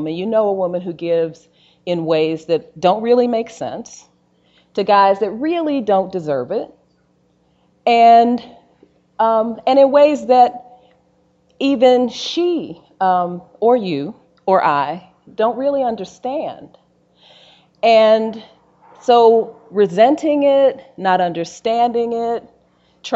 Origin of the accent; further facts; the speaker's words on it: Gary, Indiana, United States; moved away as an adult; my brother, Daryl, who I grew up in Gary, Indiana